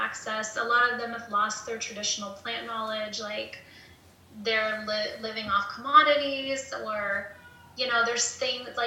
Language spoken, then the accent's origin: English; Topeka, Kansas, United States; also born or lived in Prairie Band Potawatomi reservation, Kansas; I live here on a reservation. I grew up in Topeka, and so, I mean, we were up here all the time, but I mean, so I was raised up here as well as in Topeka